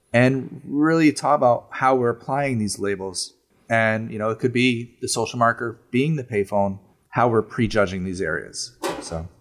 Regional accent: Bethlehem, Pennsylvania, United States; moved away as an adult; now in Rochester, United States; I grew up in Bethlehem, Pennsylvania

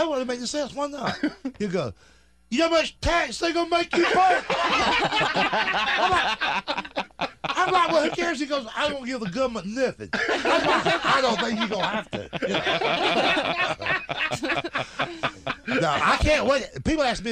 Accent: Georgia, United States; I'm from Georgia.

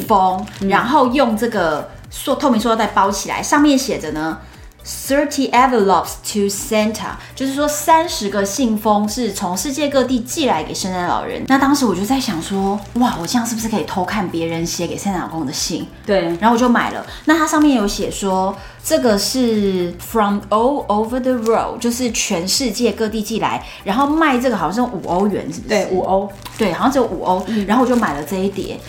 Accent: Taiwan; 我们说台湾

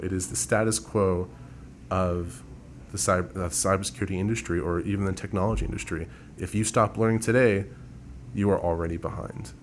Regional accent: San Antonio, Texas, United States; I was born and raised here in San Antonio, so I am a, a native here

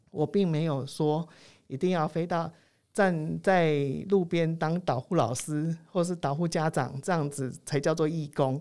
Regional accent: Taiwan; 我们台湾人

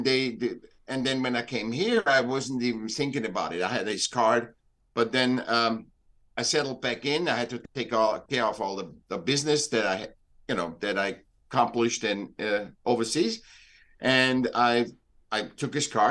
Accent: Vienna, Austria; moved away as an adult; also born or lived in Newport Beach, California; now in United States; I'm from Vienna. I was born in Vienna.

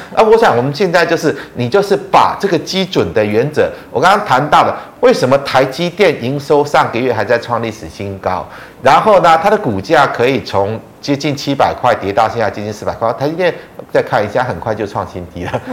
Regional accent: Taiwan; 我们是台湾人

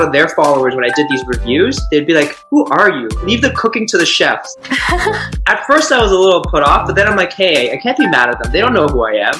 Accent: Toronto, Ontario, Canada; I'm from Toronto

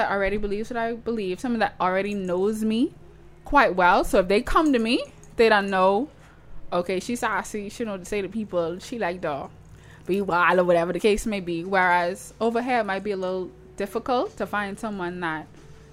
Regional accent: Toronto, Ontario, Canada; accent: Toronto; That's my Toronto accent

